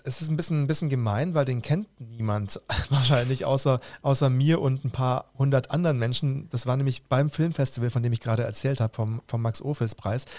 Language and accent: German; Roland Emmerich's hometown, Baden-Württemberg, Germany; aus meiner Heimatstadt